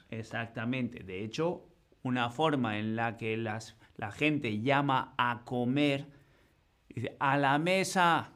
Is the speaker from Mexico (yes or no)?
no; northern Spain, Spain; Nosotros en el norte normalmente tenemos suelos de madera